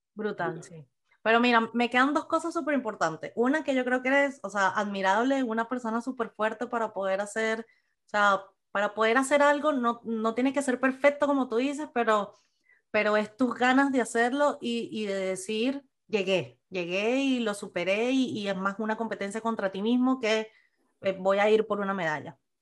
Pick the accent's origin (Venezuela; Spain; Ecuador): Venezuela; moved away; nosotros como venezolanos, pues salimos de Venezuela y inmigramos